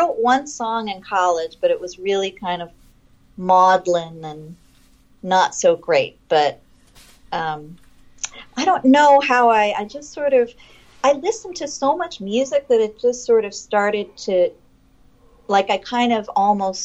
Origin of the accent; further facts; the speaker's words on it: Los Angeles, California, United States; I grew up like in West LA, like near UCLA